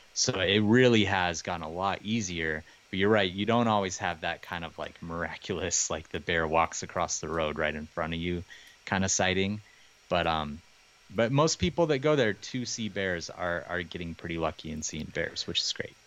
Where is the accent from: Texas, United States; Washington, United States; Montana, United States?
Montana, United States; I grew up here in Montana